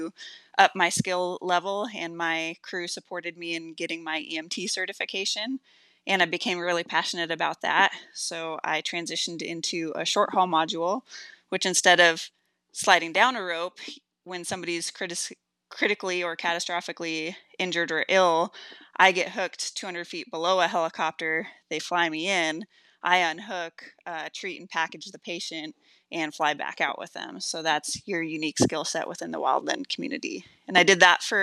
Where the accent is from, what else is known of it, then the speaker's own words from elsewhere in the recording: Chelan, Washington, United States; my hometown of Chelan in Washington